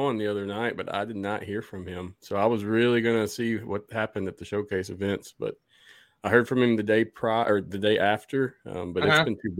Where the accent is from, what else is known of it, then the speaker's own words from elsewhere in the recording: Blytheville, Arkansas, United States; also born or lived in southeast Missouri; now in Mississippi Gulf Coast, United States; I was born in Blytheville, Arkansas, really. So I'm very familiar with that area.